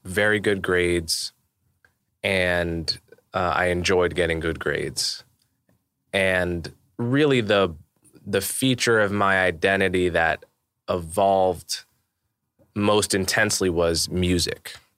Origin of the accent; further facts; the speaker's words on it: Montclair, New Jersey, United States; I grew up in New Jersey. I grew up in Montclair, New Jersey